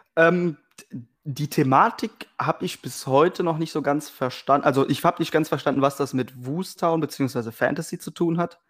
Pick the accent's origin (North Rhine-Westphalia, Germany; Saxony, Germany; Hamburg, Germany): North Rhine-Westphalia, Germany; Weisweiler; gebürtig aus Weißweiler